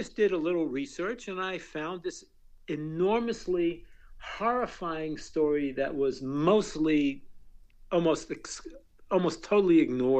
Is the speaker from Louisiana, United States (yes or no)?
no; Newark, New Jersey, United States; I'm Jewish, and I was born and raised in Newark, New Jersey